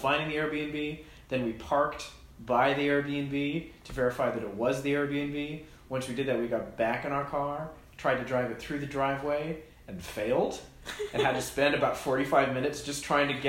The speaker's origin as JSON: {"language": "English", "region": "New Hampshire", "country": "United States", "tie": "born or raised there", "said": "I grew up in New Hampshire"}